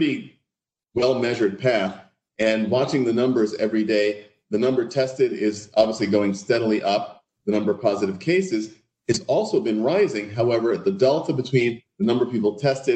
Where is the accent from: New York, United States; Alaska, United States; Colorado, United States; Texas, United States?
New York, United States; New York City; moved away as an adult; also born or lived in Connecticut / Eastern Pennsylvania / Rancho Mirage, California; now in Newport, United States; I was born in New York City, grew up in New York City, lived my entire life there